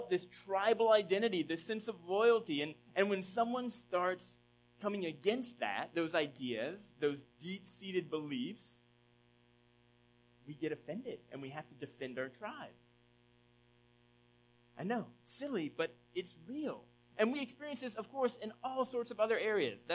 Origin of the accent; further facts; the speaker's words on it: Southeast, United States; now in Philadelphia area, United States; I grew up in the Southeast, or spent a number of years in the Southeast.